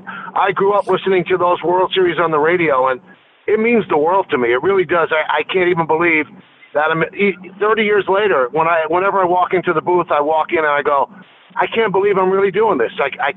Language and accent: English; New York City, New York, United States; Well, I grew up in the South Bronx, so there wasn't a lot of green grass